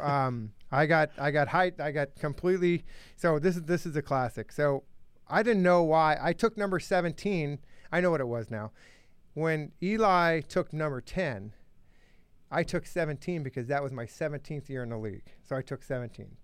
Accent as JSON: {"language": "English", "region": "Arizona", "country": "United States", "tie": "born or raised there", "also_born_or_lived": "Phoenix / Miami", "moved": "as an adult", "said": "I grew up in Arizona where it's a hundred and fifteen in the summer."}